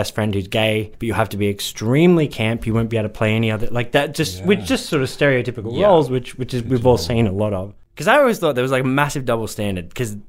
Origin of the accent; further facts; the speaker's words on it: London, United Kingdom; When I grew up in South London in the UK